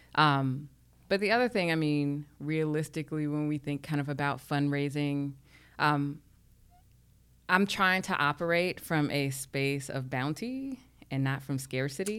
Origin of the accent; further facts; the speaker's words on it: New York City, New York, United States; I grew up in Harlem